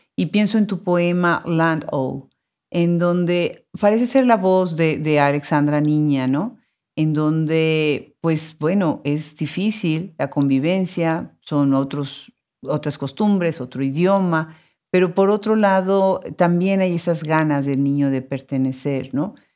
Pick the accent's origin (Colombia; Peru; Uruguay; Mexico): Mexico; en México, bueno, que es mi país de origen